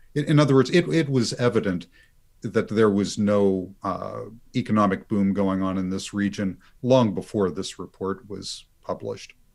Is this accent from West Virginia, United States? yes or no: yes; West Virginia, United States; I'm from West Virginia